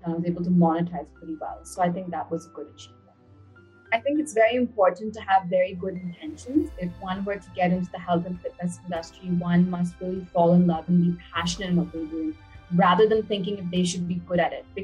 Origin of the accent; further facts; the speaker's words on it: Bangalore, Karnataka, India; also born or lived in Chennai / United States; So, I was born in Chennai, India, and I was just there for a few months as a baby. Then I moved to the US. I was in the US for about good 10 years, and I did my high school and college in Bangalore.